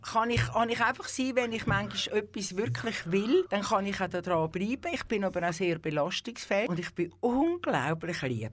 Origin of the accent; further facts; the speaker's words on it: Küsnacht, Zurich, Switzerland; Ich bin in Küsnacht am Zürichsee aufgewachsen, also äh, ja, auf die Welt gekommen und aufgewachsen